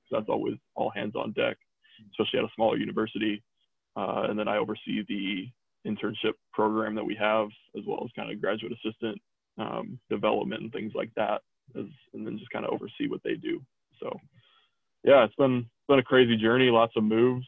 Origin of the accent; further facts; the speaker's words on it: United States; I'm American